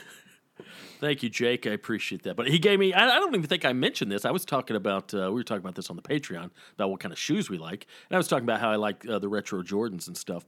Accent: the South, United States; growing up in the South

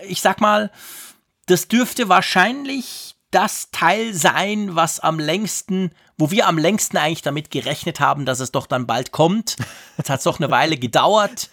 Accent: Switzerland; als Schweizer

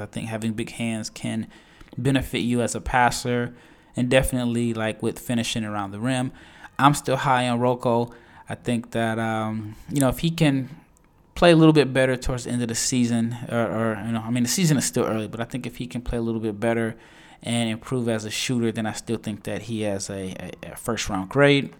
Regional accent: Nebraska, United States; I am born and raised in Nebraska, a Husker fan

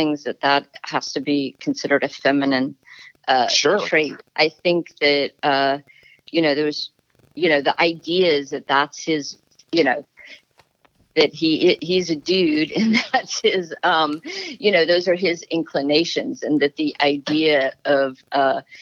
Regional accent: Florida, United States; moved away as an adult; also born or lived in New York City; now in Pacific Northwest, United States; I'm from Florida, which has a very different sort of landscape than the Northwest

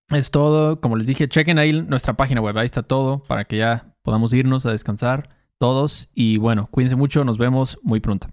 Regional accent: Mexico; soy mexicano

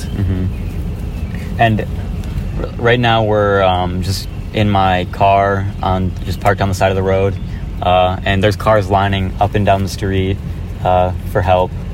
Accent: Midland, Michigan, United States; my hometown

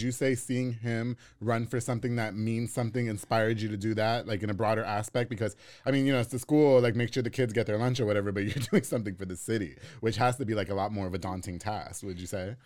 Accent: New York, United States; also born or lived in Hewitt, Texas; now in Waco, United States; I'm from New York, so I only knew you, New York and then living in Hewitt.

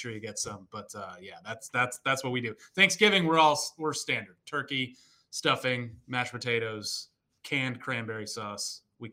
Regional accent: New England, United States; moved away; I grew up in New England

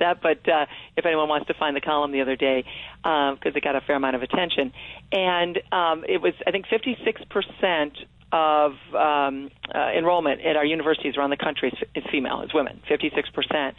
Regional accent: Toledo, Ohio, United States; girls growing up in Toledo in the 60s and 70s

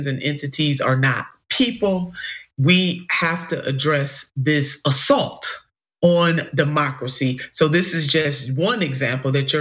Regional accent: Cleveland, Ohio, United States; born or raised there

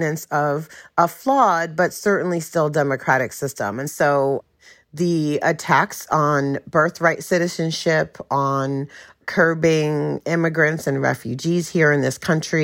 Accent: New York City, New York, United States; now in Charlotte, United States; I'm originally from Brooklyn, New York, but I live in Charlotte, North Carolina

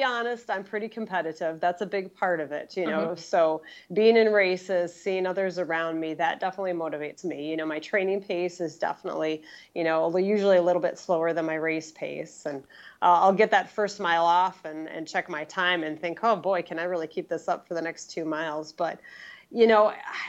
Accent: Wausau, Wisconsin, United States

